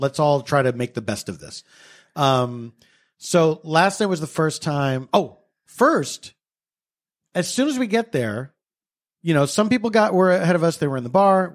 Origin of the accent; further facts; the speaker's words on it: United States; we grew up in America